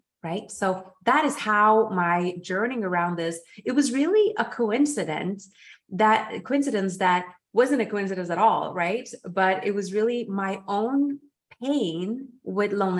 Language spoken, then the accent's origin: English; Norway; moved away; also born or lived in Geneva; in Norway, in my home country. I was living in Geneva